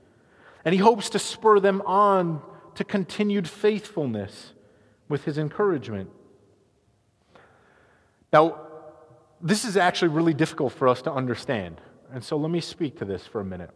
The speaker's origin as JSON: {"language": "English", "country": "United States", "said": "as American Christians."}